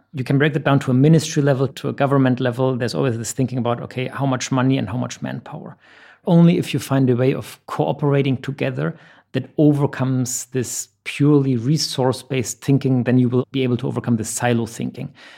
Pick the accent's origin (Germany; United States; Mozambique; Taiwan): Germany; moved away as an adult; now in Dubai, United Arab Emirates; I'm originally from Germany. I've been in the Middle East for the last 10 years, based out of Dubai.